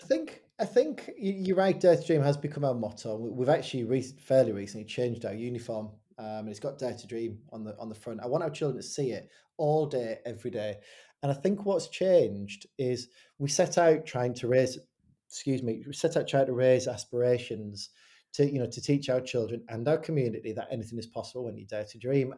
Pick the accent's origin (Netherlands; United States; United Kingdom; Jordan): United Kingdom; Hartlepool, North East England; moved away as an adult; also born or lived in Fleetwood, England; I grew up in Hartlepool